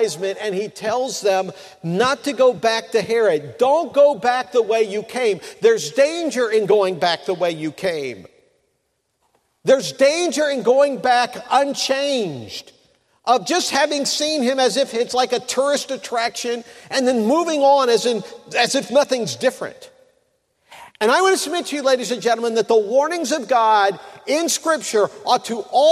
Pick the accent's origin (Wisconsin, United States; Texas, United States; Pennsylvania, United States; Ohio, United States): Ohio, United States; Mansfield; my hometown in Mansfield, Ohio